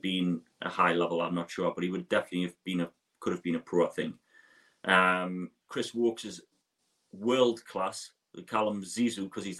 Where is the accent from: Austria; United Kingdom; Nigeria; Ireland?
United Kingdom; Ashington, North East England; I'm from the Northeast